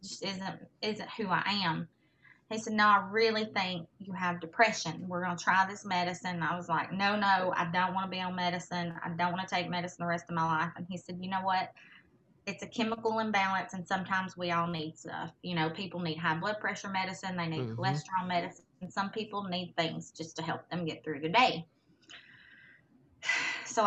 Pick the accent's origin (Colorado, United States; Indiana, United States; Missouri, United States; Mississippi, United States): Mississippi, United States; moved away as an adult; also born or lived in Hawaii; I was born and raised in Mississippi